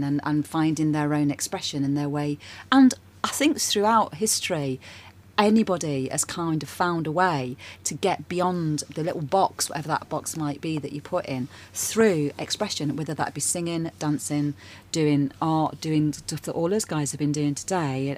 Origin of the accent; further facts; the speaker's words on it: Nottingham, East Midlands, United Kingdom; moved away as an adult; also born or lived in London; now in Brighton, United Kingdom; I'm originally from Nottingham, and I lived there for a while, and then I, I, moved away from there when I got a bit older